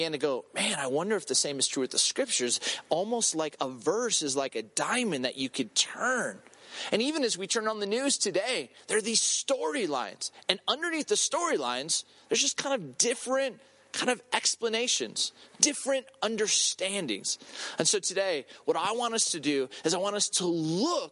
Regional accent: Southern California, United States; I grew up in Southern California

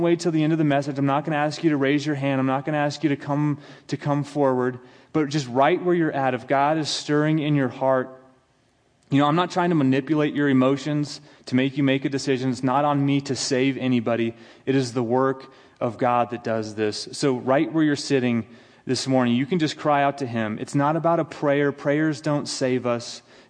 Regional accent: United States; as an American

